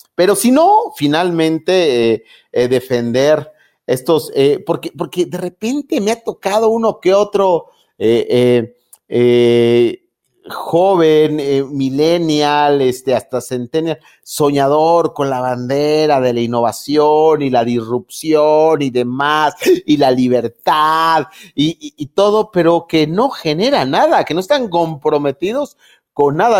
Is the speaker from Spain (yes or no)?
no; Mexico; a los eh, mexicanos